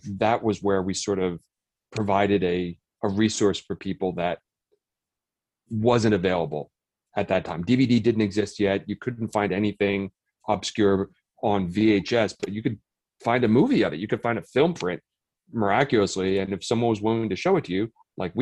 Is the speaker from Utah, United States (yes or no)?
no; Audubon, New Jersey, United States; Harry and Jesse and I grew up in Audubon, New Jersey